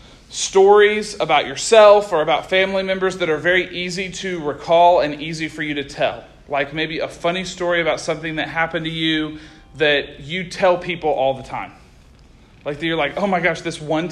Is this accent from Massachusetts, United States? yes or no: no; Oklahoma, United States; moved away as an adult; now in Arkansas, United States; I'm from Oklahoma. I grew up in Oklahoma. I was raised in Oklahoma. I lived in Oklahoma my whole life.